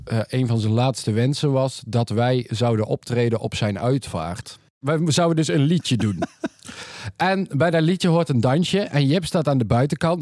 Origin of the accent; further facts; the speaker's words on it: North Brabant, Netherlands; wij komen uit Brabant